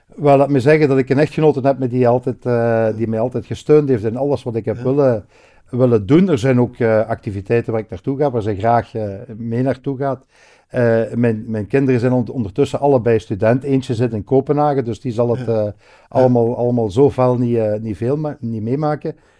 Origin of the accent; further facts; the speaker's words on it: Hasselt, Flanders, Belgium; Ligt ook op een paar honderd meter, maar vandaar waar ik geboren ben